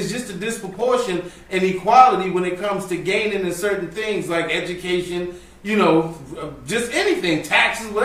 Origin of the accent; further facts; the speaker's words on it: United States; D.C., Maryland